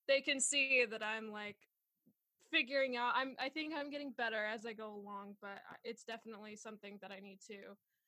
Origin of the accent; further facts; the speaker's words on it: Southwest Missouri, United States; moved away as an adult; also born or lived in Tulsa, Oklahoma; now in Los Angeles, United States; I'm originally from Southwest Missouri, so I'm a Midwestern gal